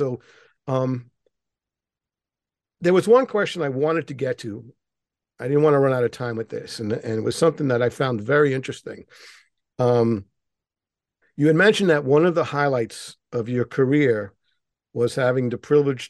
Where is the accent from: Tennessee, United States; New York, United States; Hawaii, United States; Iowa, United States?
New York, United States; New York City; I was born in Manhattan and, you know, grown up here